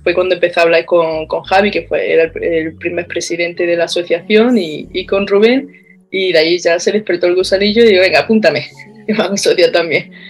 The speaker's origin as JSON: {"language": "Spanish", "town": "Baños de la Encina", "region": "Andalusia", "country": "Spain", "moved": "yes", "lives_now": "Australia", "said": "soy de Andalucía, de un pueblo de la provincia de Jaén que se llama Baño de la Encina"}